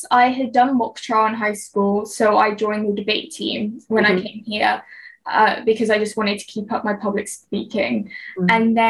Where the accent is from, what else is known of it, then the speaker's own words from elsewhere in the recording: West Coast, United States; moved away; I mean, I have a friend who lives on East Coast America and I'm from the West Coast. So for us to go home is completely different cost.